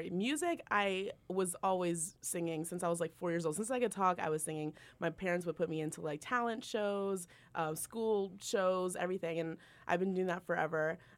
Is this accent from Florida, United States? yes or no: yes; Orlando, Florida, United States; also born or lived in New Jersey / Virginia / Boston / Salt Lake City; I was born in {S3} Jersey, raised in Orlando, Florida. Uh, lived in Virginia, Boston, Rotten, Salt Lake City, Utah, L.A., Nashville.